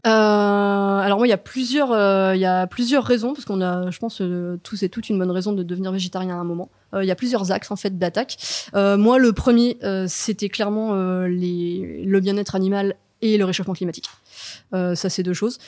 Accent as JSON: {"language": "French", "area": "the Nantes area", "region": "Pays de la Loire", "country": "France", "also_born_or_lived": "Paris", "lives_now": "Nantes, France", "said": "je suis de la région à la base."}